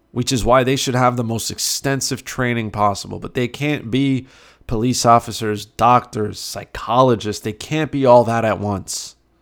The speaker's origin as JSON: {"language": "English", "country": "Canada", "said": "I'm Canadian"}